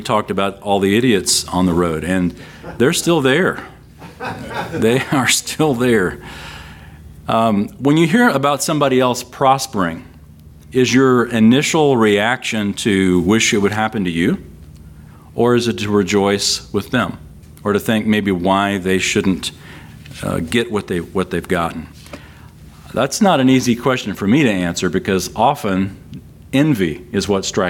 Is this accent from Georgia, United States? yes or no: no; San Antonio, Texas, United States; Here in Texas, we've got a few of those critters. And I grew up in San Antonio